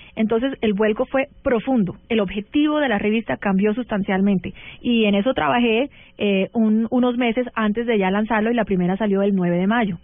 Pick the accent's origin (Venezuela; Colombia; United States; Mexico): United States; yo crecí en Estados Unidos, pero mi mamá era barranquillera